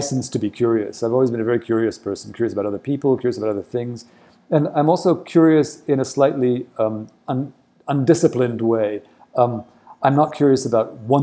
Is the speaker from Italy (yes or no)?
no; Egypt; moved away as an adult; also born or lived in United States; now in India; having grown up in Egypt during the 67 war, I was in Egypt during the 73 war.